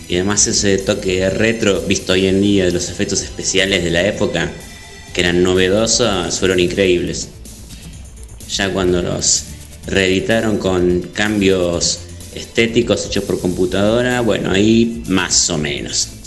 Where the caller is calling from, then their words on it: González Catán, Buenos Aires Province, Argentina; Hola, ¿cómo va? … de Zona Oeste, González Catán.